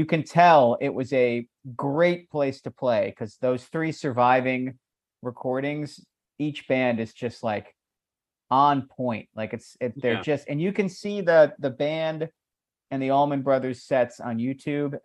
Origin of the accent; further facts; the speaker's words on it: Annapolis, Maryland, United States; in Annapolis, Maryland